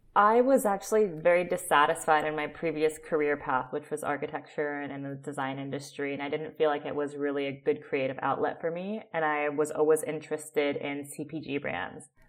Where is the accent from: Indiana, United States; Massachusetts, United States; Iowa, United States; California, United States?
California, United States; Oakland; moved away; also born or lived in Calabria, Italy / Austin, Texas; I am originally from Oakland, California